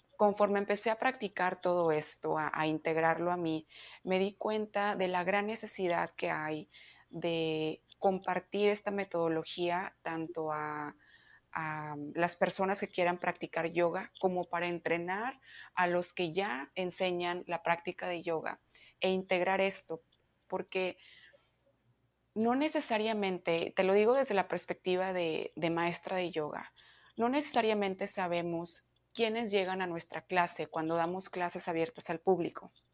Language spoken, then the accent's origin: Spanish; Monterrey, Nuevo León, Mexico; moved away as an adult; now in United States; yo soy mexicana, eh, vengo de Monterrey